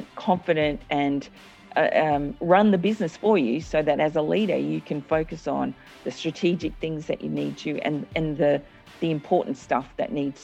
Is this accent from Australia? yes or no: yes; Cairns, Queensland, Australia; I grew up in Cairns, which is in North Queensland